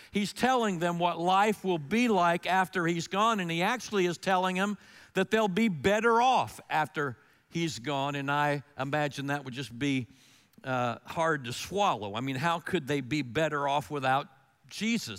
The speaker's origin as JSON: {"language": "English", "town": "Melbourne", "region": "Florida", "country": "United States", "tie": "born or raised there", "said": "I grew up in Melbourne, Florida during the early sixties"}